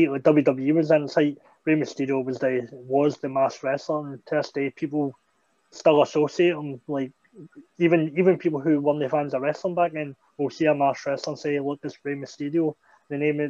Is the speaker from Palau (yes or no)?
no; Scotland, United Kingdom; a school opening up in my hometown